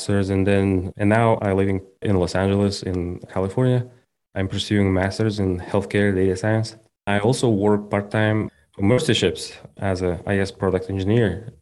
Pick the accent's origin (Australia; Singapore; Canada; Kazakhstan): Kazakhstan; English is a second language; moved away as an adult; also born or lived in United States; I came from Kazakhstan. I was born and raised there.